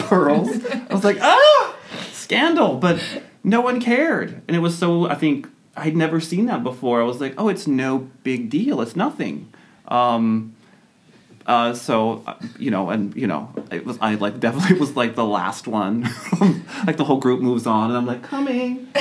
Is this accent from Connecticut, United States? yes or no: no; Austin, Texas, United States; I was from Texas, and I was from Austin